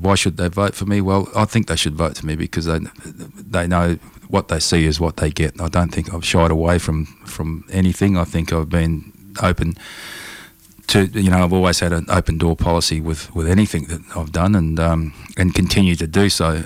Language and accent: English; Broome, Western Australia, Australia; I was born in Broome in 1967